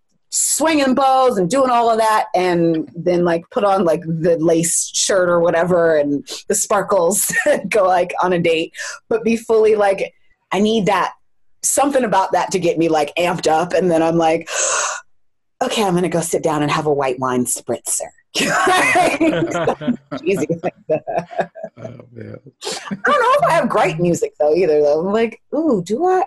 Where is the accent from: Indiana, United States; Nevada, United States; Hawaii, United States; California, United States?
California, United States; I am from California